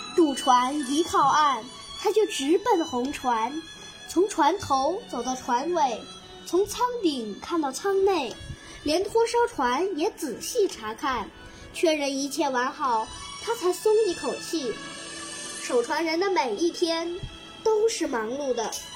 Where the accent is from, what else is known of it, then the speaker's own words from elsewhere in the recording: Nanning, Guangxi, China; 今年十岁，来自广西南宁